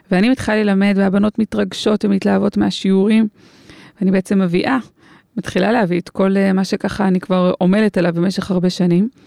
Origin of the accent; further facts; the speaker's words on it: Karnei Shomron, Judea and Samaria Area, Israel; היינו חברות, חברות ביישוב, גדלנו ביישוב, בהתנחלות בשומרון, קרני שומרון